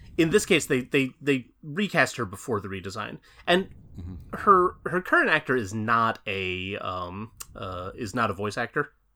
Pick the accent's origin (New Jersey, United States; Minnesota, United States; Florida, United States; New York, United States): New Jersey, United States; my home state of New Jersey